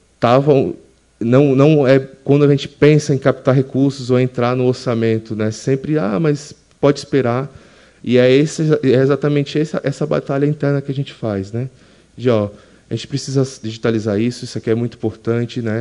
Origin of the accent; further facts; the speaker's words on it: Alagoas, Brazil; also born or lived in São Paulo; eu sou natural de Alagoas, me formei naquela universidade, passei 10 anos em São Paulo